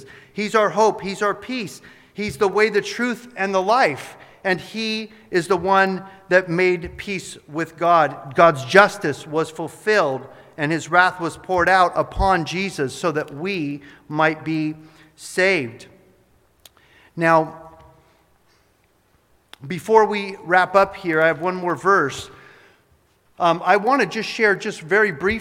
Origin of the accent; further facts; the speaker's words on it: Arroyo Grande, California, United States; also born or lived in Orange County, California; I went to St. Patrick's School in Arroyo Grande for 8 years, and kindergarten before that in Orange County at a Catholic kindergarten